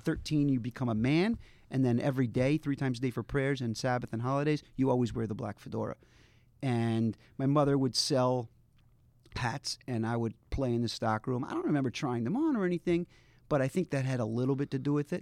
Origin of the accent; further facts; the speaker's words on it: Baltimore, Maryland, United States; also born or lived in Providence, Rhode Island; now in New York, United States; I grew up in Baltimore, Maryland, in a, uh, ultra-Orthodox community in a Hasidic